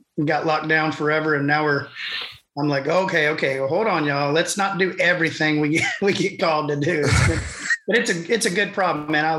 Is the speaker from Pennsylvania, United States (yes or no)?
no; Waco, Texas, United States; Growing up in Waco, there was the mainstream country station there